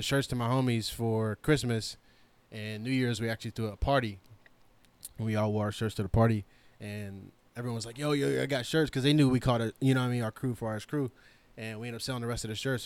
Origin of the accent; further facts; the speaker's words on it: Pittsburgh, Pennsylvania, United States; also born or lived in Lawrenceville, Pittsburgh; I'm from East Hills. Not only went to East Hills in elementary, I ended up moving when I was younger. I moved to Stanton Heights after that. Stayed there through high school